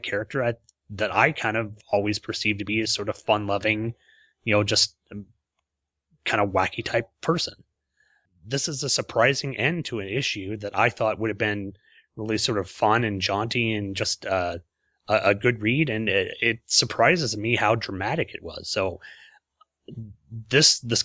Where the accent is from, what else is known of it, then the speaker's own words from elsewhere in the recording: Oklahoma, United States; accent: Oklahoman; we're both from Oklahoma and we can't speak the English language, you know, we got a chance to chat in our own sort of Oklahoman dialect